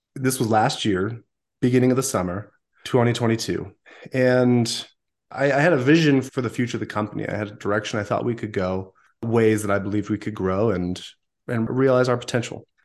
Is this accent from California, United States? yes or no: yes; Southern California, United States; also born or lived in northern Utah; now in Utah, United States; I grew up in Southern California prior to that for many years